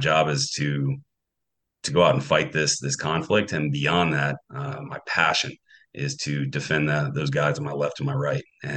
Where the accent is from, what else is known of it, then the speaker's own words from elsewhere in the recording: North Carolina, United States; moved away as an adult; I grew up in Newark, North Carolina